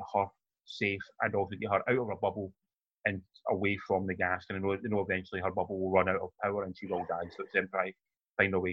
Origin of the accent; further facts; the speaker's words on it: Glasgow, Scotland, United Kingdom; we grew up in Glasgow